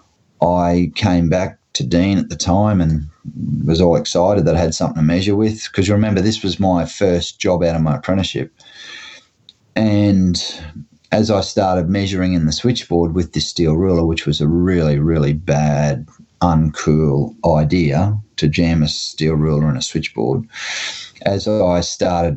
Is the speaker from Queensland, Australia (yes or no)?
yes; Gladstone, Queensland, Australia; Gladstone, Queensland, which is my hometown